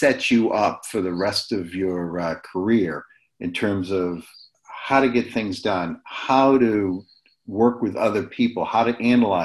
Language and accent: English; Portland, Maine, United States; I was born in Portland, Maine, which is the northernest state in the United States, a small fishing town. And it was a wonderful place to grow up